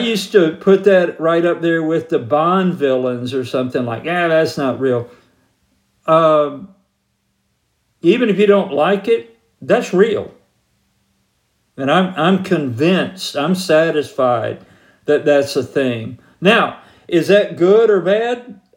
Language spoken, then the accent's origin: English; Georgia, United States; moved away; I'm from Georgia originally.